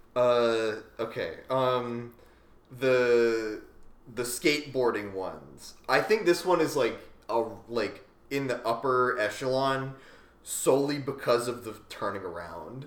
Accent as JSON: {"language": "English", "region": "Central Pennsylvania", "country": "United States", "tie": "born or raised there", "said": "growing up in Central PA"}